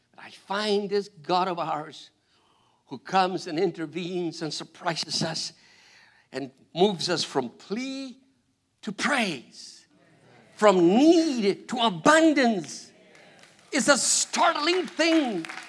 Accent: Argentina; English is a second language; moved away; I'm from Argentina.

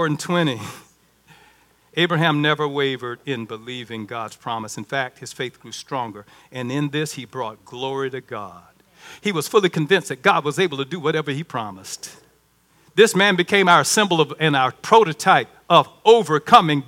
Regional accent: Baxley, Georgia, United States; moved away; I'm from Baxley

